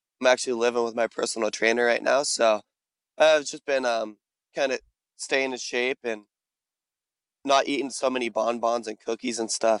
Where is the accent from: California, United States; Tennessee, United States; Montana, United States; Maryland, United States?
California, United States; Fresno; I grew up in Fresno, which if you talk to anyone else in California, it's either Northern California or Southern California. There's no such thing as Central.